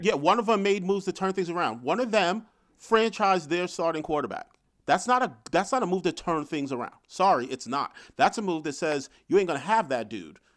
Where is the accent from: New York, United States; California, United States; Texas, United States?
New York, United States; being a New Yorker